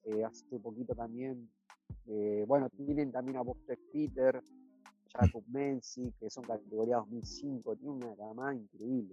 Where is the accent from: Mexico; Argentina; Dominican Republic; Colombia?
Argentina